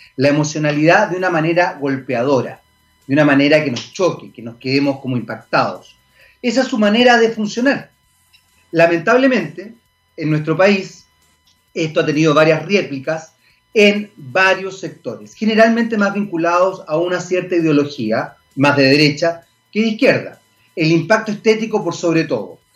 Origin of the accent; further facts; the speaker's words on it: Chile; Somos chilenos